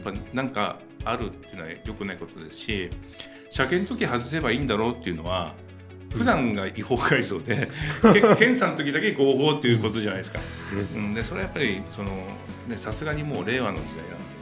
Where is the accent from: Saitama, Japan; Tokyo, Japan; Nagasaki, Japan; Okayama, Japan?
Tokyo, Japan; Katsushika; 生まれが葛飾なんですよ